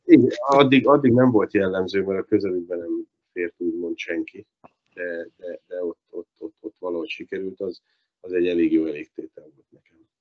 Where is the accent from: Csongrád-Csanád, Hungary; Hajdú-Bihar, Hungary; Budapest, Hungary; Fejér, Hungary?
Fejér, Hungary; Dunaújváros; Dunajvárosnak, ahol felnőttem, ahol valósi vagyok, születtem